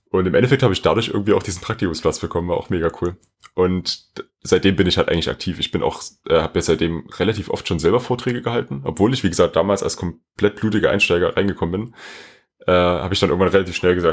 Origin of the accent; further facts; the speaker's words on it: Dresden, Saxony, Germany; Ich bin aus Dresden. Ich denke, der eine oder andere weiß das vielleicht.